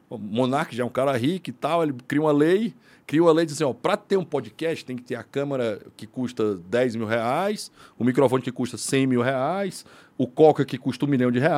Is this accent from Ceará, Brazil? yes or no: yes; Fortaleza, Ceará, Brazil; eu sou de Fortaleza, né? Sim, eu sou cearense.